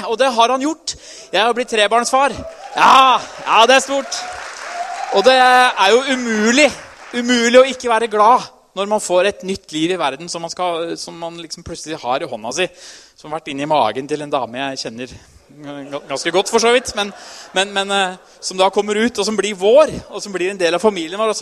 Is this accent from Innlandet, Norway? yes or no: yes; Trysil, Innlandet, Norway; Jeg er jo fra Trysil